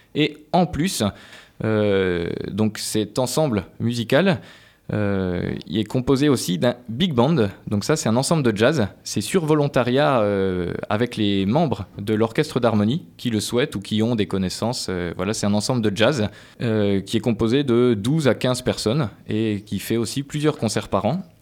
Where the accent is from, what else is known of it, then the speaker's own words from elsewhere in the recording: eastern France, France; also born or lived in Colmar, Alsace / Paris; now in Poitiers, France; je venais de l'Est de, la France, mais j'ai commencé tout de suite sur euh, le trombone, moi, et puis des études après euh, à Colmar en Alsace et à Paris